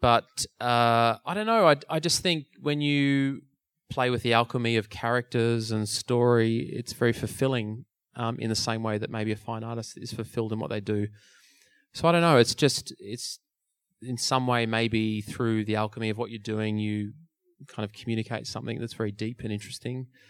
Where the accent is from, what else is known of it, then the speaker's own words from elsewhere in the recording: Melbourne, Victoria, Australia; my hometown. … was playing in Melbourne